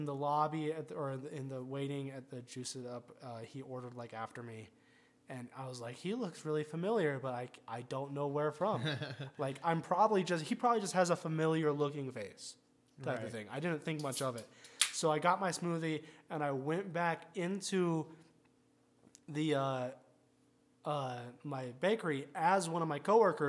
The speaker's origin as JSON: {"language": "English", "town": "Rancho Cucamonga", "region": "California", "country": "United States", "tie": "born or raised there", "said": "had a house in my hometown"}